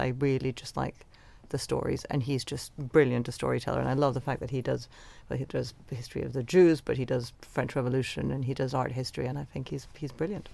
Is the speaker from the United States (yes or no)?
no; Venezuela; now in London, United Kingdom; the world that I grew up in in Venezuela